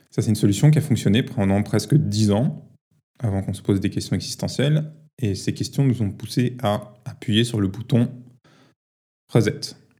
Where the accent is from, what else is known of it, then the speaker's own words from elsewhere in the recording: Paris, Île-de-France, France; j'ai grandi à Paris